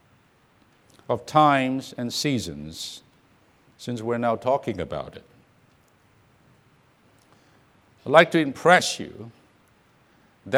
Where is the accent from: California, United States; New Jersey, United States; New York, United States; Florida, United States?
California, United States; Orange County; I come from Orange County, California